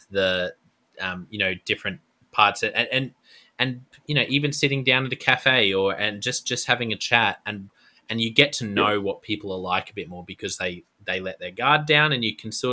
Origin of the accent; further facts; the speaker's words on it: Queensland, Australia; I'm a Queenslander as well